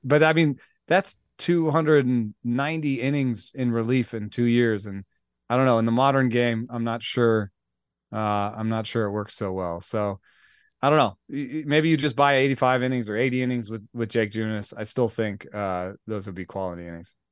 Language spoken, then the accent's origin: English; Atlanta, Georgia, United States; I grew up in Atlanta